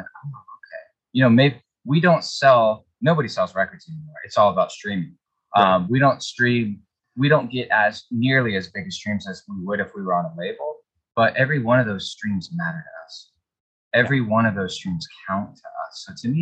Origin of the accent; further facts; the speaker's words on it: Florida, United States; We're from Florida